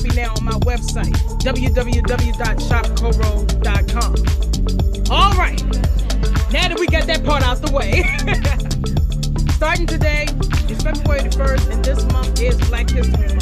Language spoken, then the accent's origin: English; Chicago, Illinois, United States; I am a Chicago native. I love my hometown, Chi-Town, Southside